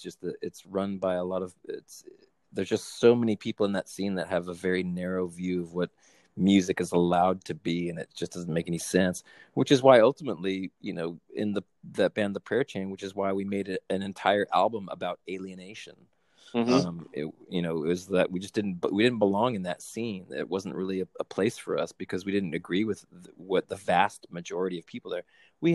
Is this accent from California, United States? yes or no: yes; California, United States; like growing up in Southern California